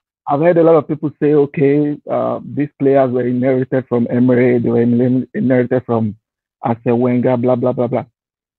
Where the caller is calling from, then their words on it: Qatar; I'm joining from Qatar.